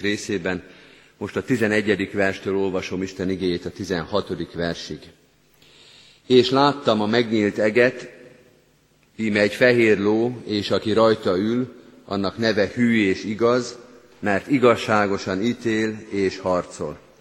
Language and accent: Hungarian; Győr, Győr-Moson-Sopron, Hungary; én Győrben nőttem föl